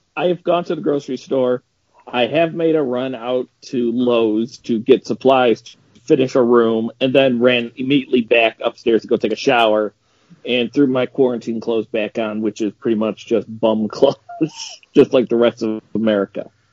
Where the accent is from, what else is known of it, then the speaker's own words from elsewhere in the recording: Rochester, New York, United States; I am from Rochester, New York